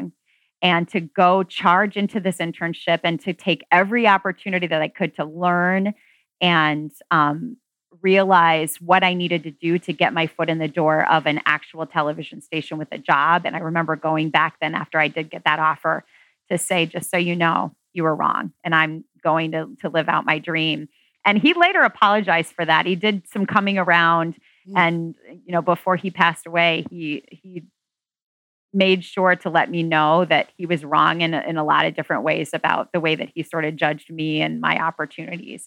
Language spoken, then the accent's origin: English; Marion, Iowa, United States; My story starts off in Marion, Iowa. I was born in Marion, Iowa. I'm an Iowan.